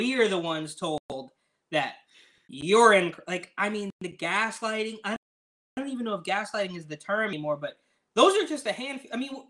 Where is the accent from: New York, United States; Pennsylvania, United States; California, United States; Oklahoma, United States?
California, United States; Oakland; also born or lived in San Francisco; I grew up in Oakland, San Francisco Bay Area, right? Like, back and forth between both cities